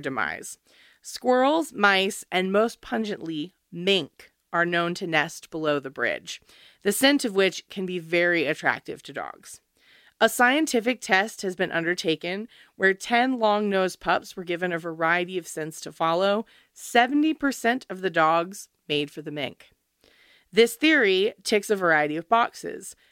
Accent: United States; I'm American

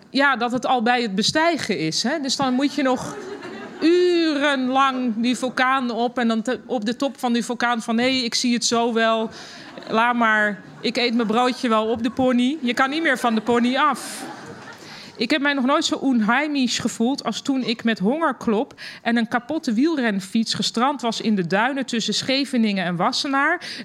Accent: Germany; Dutch is a second language; now in Netherlands; En ik als Duitse, omgeven door alleen maar Nederlanders, niet durfde te juichen.

